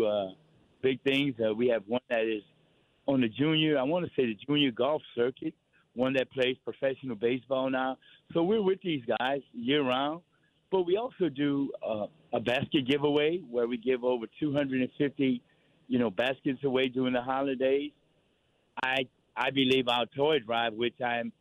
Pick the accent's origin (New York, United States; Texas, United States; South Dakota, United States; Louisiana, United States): Louisiana, United States; New Orleans; as a kid growing up in New Orleans